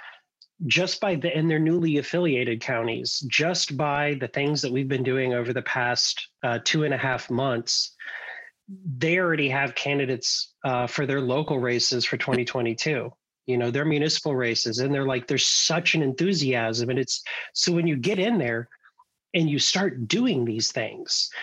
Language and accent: English; Bloomington, Indiana, United States; I grew up in Bloomington, Indiana